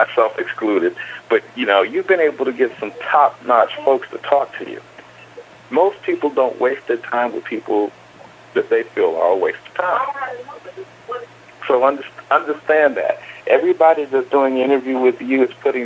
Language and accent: English; Kinston, North Carolina, United States; I was born in North Carolina. I was born in Kinston